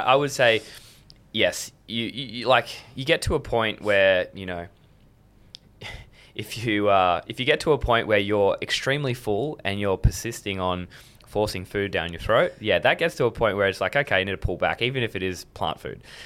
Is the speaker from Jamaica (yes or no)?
no; Adelaide, South Australia, Australia; also born or lived in Blue Mountains / Sydney; I was born in the Blue Mountains, and I lived in Sydney until I was eight years old. Moved to Adelaide